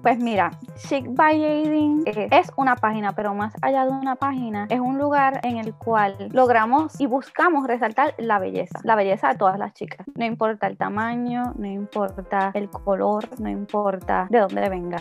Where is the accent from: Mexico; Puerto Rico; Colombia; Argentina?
Puerto Rico; Moca; moved away as an adult; now in Isabela, Puerto Rico; Actualmente vivo en Isabela, pero soy natural de Moca. Así que estuve viviendo en Moca hasta el 2000, 2019.